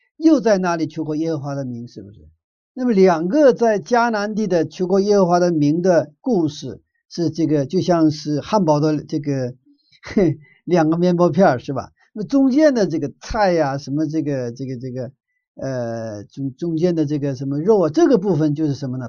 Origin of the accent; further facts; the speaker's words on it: Northeast China, China; moved away; 我的小的时候在东北长大的